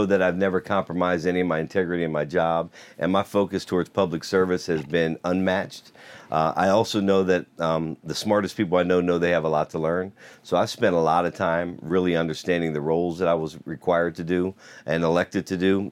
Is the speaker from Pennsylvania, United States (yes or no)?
yes; Steelton, Pennsylvania, United States; growing up in Stilton